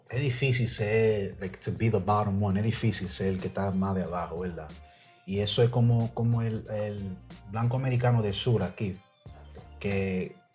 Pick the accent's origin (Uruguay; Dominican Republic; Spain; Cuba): Dominican Republic; Pero soy bien dominicano